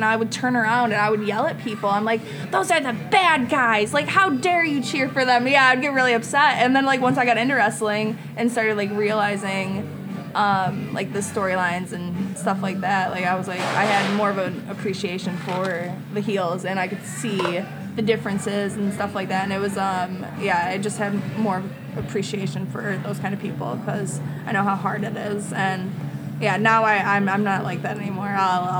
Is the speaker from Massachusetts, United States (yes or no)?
yes; Boston, Massachusetts, United States; accent: Boston; But then I noticed my accent, too, was coming out. Like, when I would say, like, when I would talk to people and I would say certain things like, mom, and they're like, look at me like a certain way. I'm like, oh, my O's.